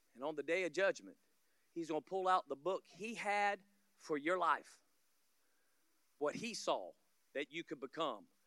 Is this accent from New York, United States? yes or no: no; Florida, United States; I'm from Florida